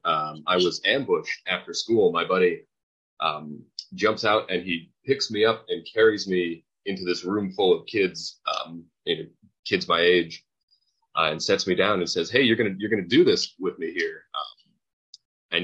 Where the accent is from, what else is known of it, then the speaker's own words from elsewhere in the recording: Carmel, Indiana, United States; moved away; I grew up in a town called Carmel, Indiana